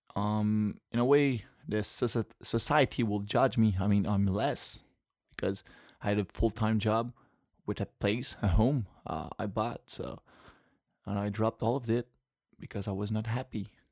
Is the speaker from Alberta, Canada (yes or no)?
no; Quebec City, Quebec, Canada; first language French; English is a second language; I'm from Quebec City